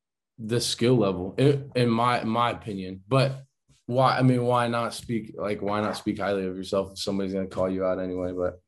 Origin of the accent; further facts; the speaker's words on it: Cuyahoga Falls, Ohio, United States; now in Cape Coral, United States; I am home, Cape Coral, Florida. That's where I live. I'm not from Florida. A lot of people think I'm from Florida. My dad's originally from Florida, but I'm from like Cuyahoga Falls area. So then that's in Ohio. It's like maybe 10 minutes out from Akron, Ohio.